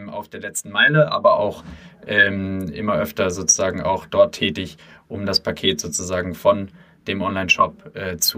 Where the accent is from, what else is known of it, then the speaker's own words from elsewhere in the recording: Hesse, Germany; komme aus der Nähe von Frankfurt, wo ich aufgewachsen bin und äh, zur